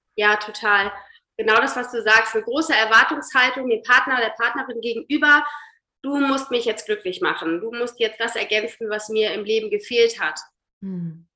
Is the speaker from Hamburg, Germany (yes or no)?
yes; Hamburg, Germany; Ich komme aus Hamburg, arbeite als systemischer Coach